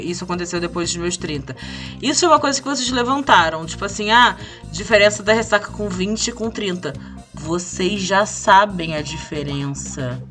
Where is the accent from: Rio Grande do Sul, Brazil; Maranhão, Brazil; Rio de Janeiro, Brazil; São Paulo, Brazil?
Rio de Janeiro, Brazil; sendo que sou carioca